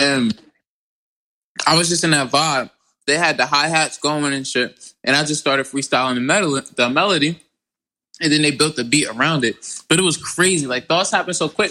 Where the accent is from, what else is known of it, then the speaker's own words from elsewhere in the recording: New Jersey, United States; I am from South Jersey, from a very lovely place called Clay Rack